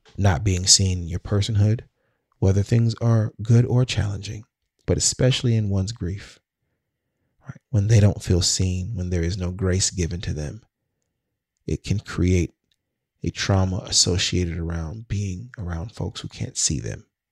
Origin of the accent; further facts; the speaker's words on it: Sacramento, California, United States; moved away as an adult; also born or lived in Washington, D.C. / Maryland; my time growing up in Sacramento